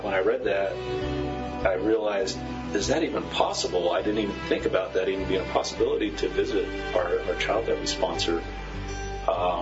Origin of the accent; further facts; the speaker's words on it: United States; as an American